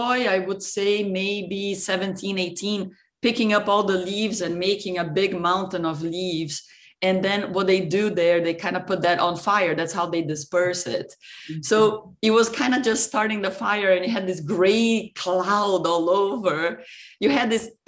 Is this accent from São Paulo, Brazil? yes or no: yes; São Paulo, Brazil; moved away as an adult; also born or lived in Ohio, United States / France; I grew up in Brazil, in Sao Paulo, and I really I came to the US